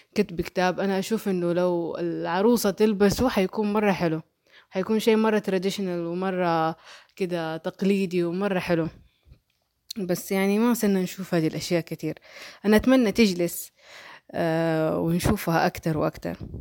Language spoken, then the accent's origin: Arabic; Mecca, Makkah Province, Saudi Arabia; accent: Hejazi; أنا آه أصلي من مكة ونشأت في مكة ولكني لم أولد في مكة